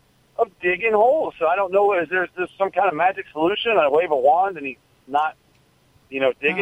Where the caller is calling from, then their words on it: Weeki Wachee, Florida, United States; Calling from Wikiwaki, Florida.